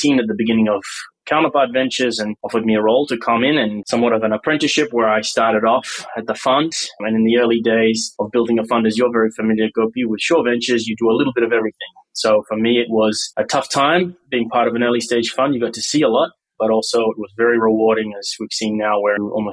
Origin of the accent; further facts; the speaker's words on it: Perth, Western Australia, Australia; moved away as an adult; now in San Francisco, United States; I'm originally from Perth, Western Australia, born and raised